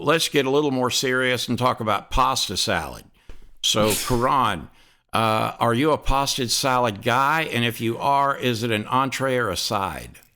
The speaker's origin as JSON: {"language": "English", "region": "Deep South", "country": "United States", "said": "I'm from the Deep South"}